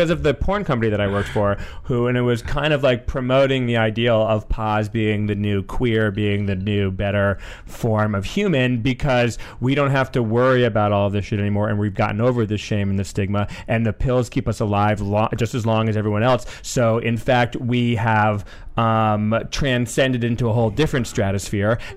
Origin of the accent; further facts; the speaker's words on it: New England, United States; I was raised by New England.